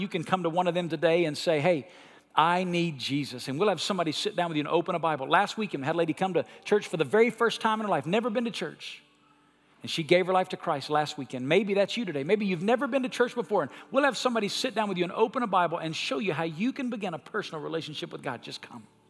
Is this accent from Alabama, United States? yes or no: yes; Alabama, United States; When I was a kid, I grew up in Alabama